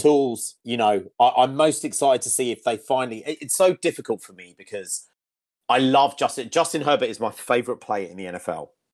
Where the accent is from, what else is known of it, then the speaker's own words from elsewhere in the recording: Yorkshire and the Humber, United Kingdom; moved away; I'm currently in Leeds, um, in Yorkshire. the county of my birth